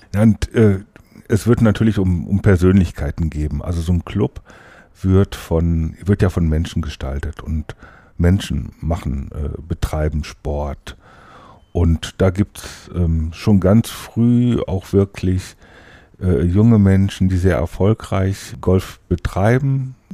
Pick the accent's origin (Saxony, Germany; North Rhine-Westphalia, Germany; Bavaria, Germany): North Rhine-Westphalia, Germany; Wesel; moved away as an adult; now in Hannover, Germany; Eigentlich komme ich vom Niederrhein aus Wese.